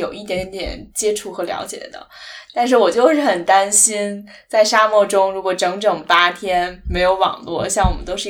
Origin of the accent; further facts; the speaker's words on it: China; 我觉得至少作为一个中国人可能没有哈